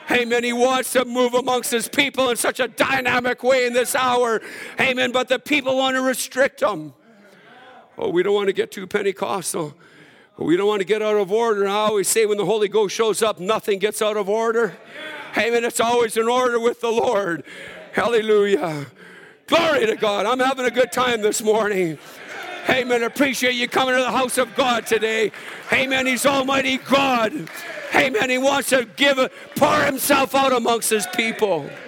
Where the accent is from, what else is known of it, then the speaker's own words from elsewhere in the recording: Alberta, Canada; I'm from Saskatchewan. I mean, Alberta, so we don't get too happy in church.